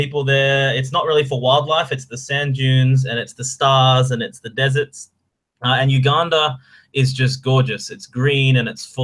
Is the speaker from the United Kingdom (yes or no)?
no; Australia; moved away as an adult; also born or lived in Korea; now in Beijing, China; I grew up in rural Australia in a little village of 50.